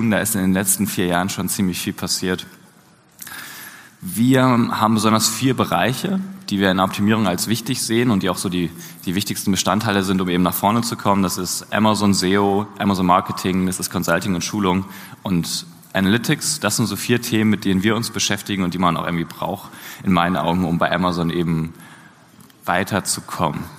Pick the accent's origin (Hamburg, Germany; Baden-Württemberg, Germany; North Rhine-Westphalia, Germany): Hamburg, Germany; Und ich komme genauso wie Ronny aus Hamburg.